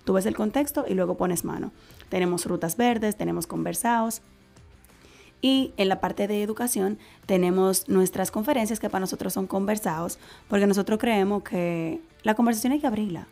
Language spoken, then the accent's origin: Spanish; Dominican Republic; como caribeños y como dominicanos y como latinos